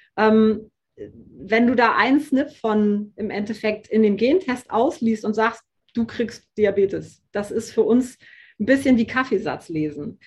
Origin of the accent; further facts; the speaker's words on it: Hamburg, Germany; ich komme aus dem Norden, ich komme aus Hamburg